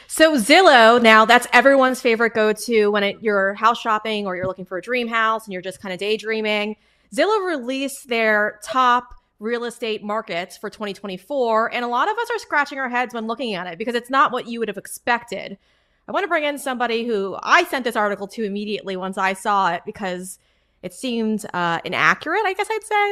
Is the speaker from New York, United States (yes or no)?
yes; New York, United States; I'm I'm a New Yorker.